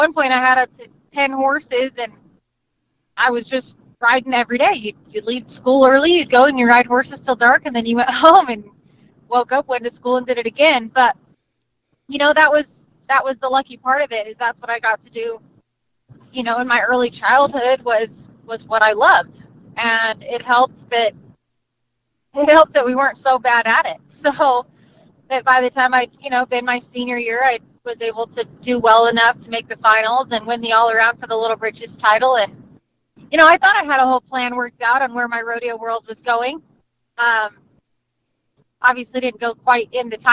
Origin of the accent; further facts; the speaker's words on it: Utah, United States; also born or lived in Laguna Hills, California; raised in Utah. Utah is home